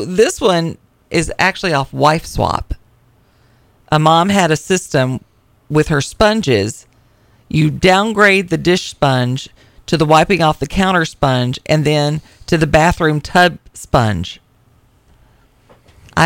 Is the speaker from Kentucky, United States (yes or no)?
no; Tennessee, United States; I'm from Tennessee